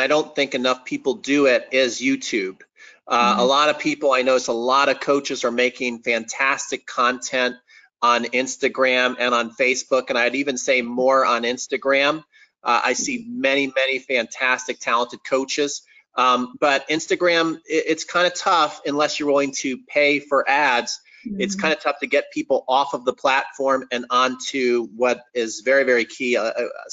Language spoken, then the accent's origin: English; New Jersey, United States; also born or lived in Atlanta, Georgia, United States; by the time I was 8, we moved to New Jersey.